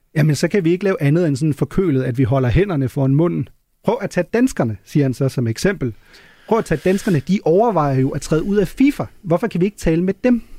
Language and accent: Danish; Germany; moved away; som tysker